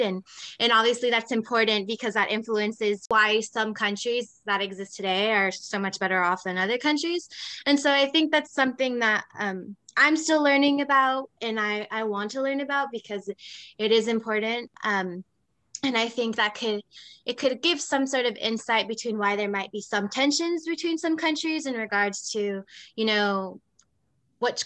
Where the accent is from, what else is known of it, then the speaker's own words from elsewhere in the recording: Arizona, United States; also born or lived in Tempe, Arizona; I also am from Arizona, living in Tempe